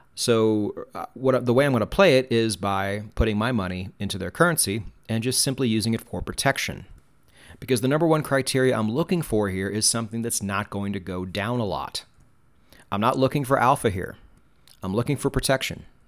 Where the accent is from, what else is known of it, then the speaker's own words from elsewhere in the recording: United States; I'm an American and we pronounce things wrong